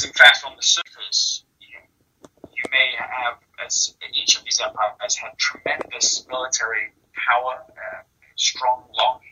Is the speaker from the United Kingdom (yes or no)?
yes; England, United Kingdom; I was born and raised in England.